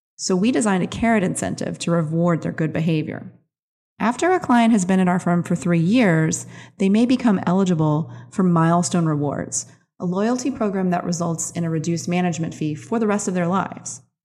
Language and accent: English; New Orleans, Louisiana, United States; My hometown, New Orleans